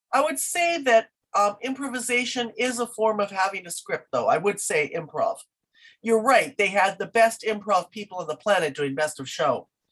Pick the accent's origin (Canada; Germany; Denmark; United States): Canada; I I am Canadian through and through